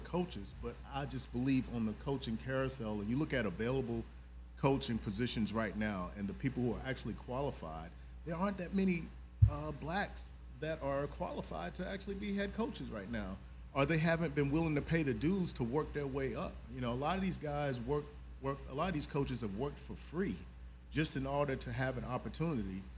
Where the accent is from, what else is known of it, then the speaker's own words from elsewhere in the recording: South Carolina, United States; now in Atlanta, United States; live in Atlanta, originally from South Carolina